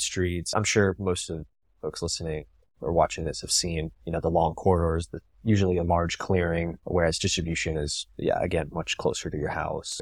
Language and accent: English; Tampa, Florida, United States; I'm from Tampa